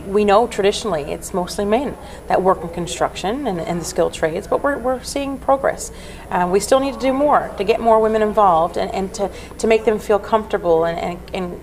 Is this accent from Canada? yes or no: yes; Spaniard's Bay, Newfoundland and Labrador, Canada; also born or lived in Nova Scotia; I grew up in Spaniards Bay